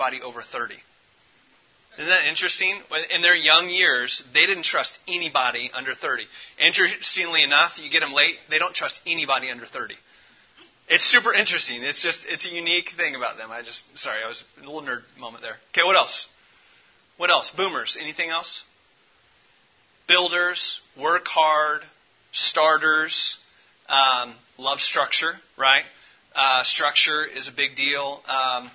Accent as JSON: {"language": "English", "town": "Indianapolis", "region": "Indiana", "country": "United States", "tie": "born or raised there", "said": "I grew up off 3318 West 22nd Street in between 10th and 16th Street in the Inner City Project"}